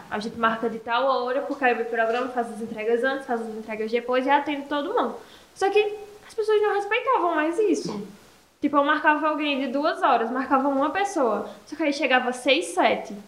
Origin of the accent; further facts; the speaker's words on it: Esperança, Paraíba, Brazil; eu sou aqui da Cidade de Esperança mesmo